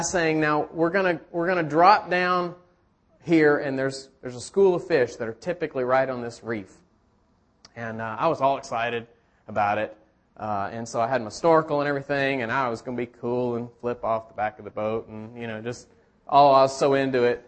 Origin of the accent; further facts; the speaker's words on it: Chattanooga, Tennessee, United States; I grew up on the Tennessee River in Chattanooga